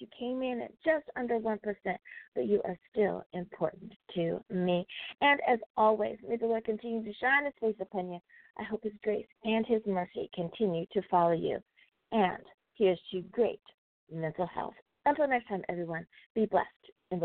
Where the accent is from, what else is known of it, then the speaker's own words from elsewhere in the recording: United States; Coming in our top five countries of the week is my home country, the good old U.S. of A.